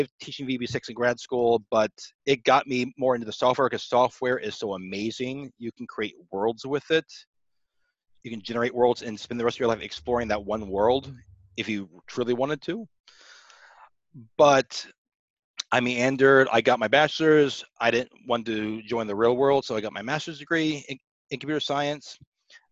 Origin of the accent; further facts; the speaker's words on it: near Cape Canaveral, Florida, United States; I grew up near Cape Canaveral, Florida